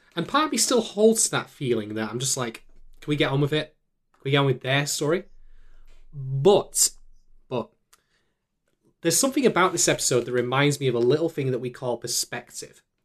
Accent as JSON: {"language": "English", "town": "Manchester", "region": "North West England", "country": "United Kingdom", "tie": "born or raised there", "said": "my hometown"}